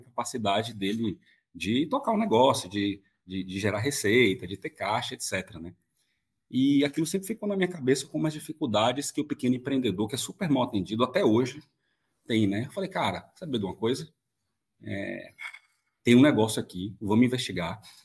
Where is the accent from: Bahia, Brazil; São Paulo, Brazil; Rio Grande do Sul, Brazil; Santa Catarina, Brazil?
Bahia, Brazil; moved away; eu vim da Bahia originalmente, é, minha família vem de uma cidade muito pequena, muito pobre no interior